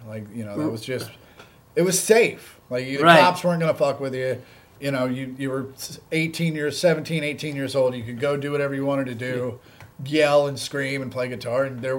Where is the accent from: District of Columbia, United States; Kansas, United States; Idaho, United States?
Kansas, United States; Kansas City; moved away as an adult; now in Los Angeles, United States; growing up in Kansas City